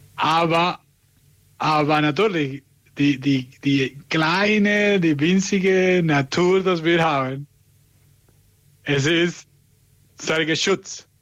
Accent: Venezuela; German is a second language; now in Germany; ich komme aus Venezuela

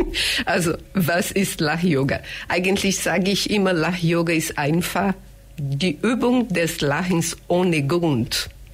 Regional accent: Brazil; German is a second language; moved away as an adult; now in Germany; ich komme aus Brasilien, wohne hier schon über 30 Jahre

